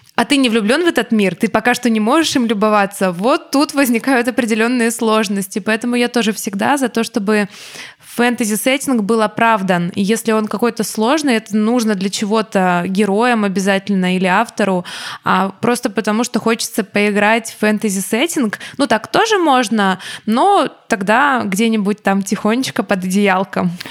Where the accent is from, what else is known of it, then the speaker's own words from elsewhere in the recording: Ukraine; я не учила русский язык никогда. Я не а. учила русский, у меня не было ни одного урока русского языка. Я училась в украинской школе.